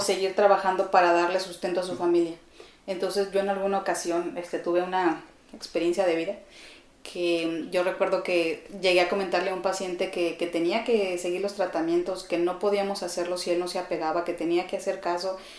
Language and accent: Spanish; Chihuahua, Mexico; moved away as an adult; also born or lived in Ciudad Juárez, Chihuahua; now in Mexico City, Mexico; yo nací en Ciudad Juárez, em, pero siempre he vivido en la ciudad de Chihuahua